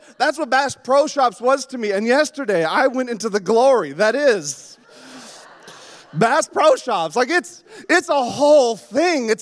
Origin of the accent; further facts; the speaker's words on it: Yukon, Canada; moved away; also born or lived in Alaska; I grew up in the Yukon